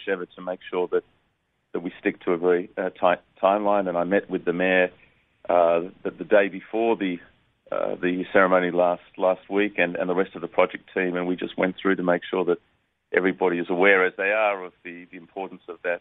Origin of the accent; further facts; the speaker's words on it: Australia; growing up in Australia